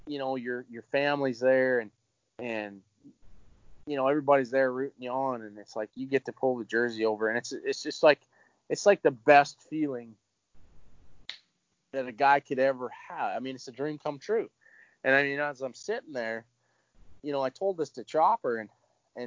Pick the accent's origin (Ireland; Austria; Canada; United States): Canada; Edmonton, Alberta; my hometown, you know, per se, the team that I grew up watching and cheering for as a kid